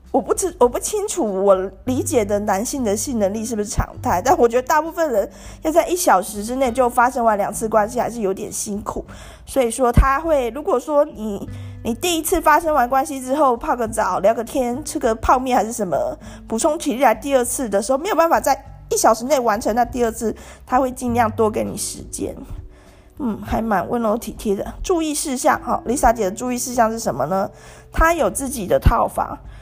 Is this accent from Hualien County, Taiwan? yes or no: no; Tainan, Taiwan; 我就是台南人啊， 那我也是在台南念大学的